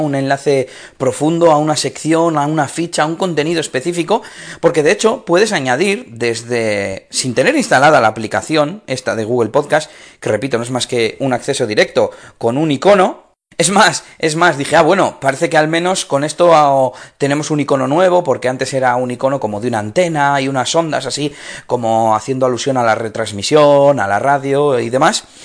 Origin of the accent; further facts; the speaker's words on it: Espinosa de los Monteros, Castile and León, Spain; now in Bilbao, Spain; Espinosa de los Monteros, que es mi pueblo